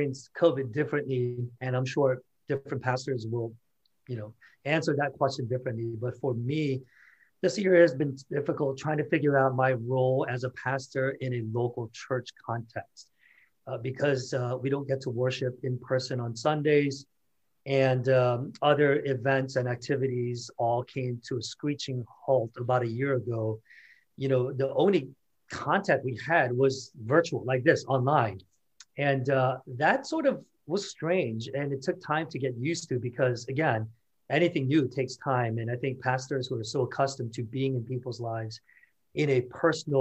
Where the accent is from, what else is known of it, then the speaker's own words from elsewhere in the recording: South Korea; now in Washington, United States; I was born and raised in South Korea. And so I am culturally hardwired as a Korean.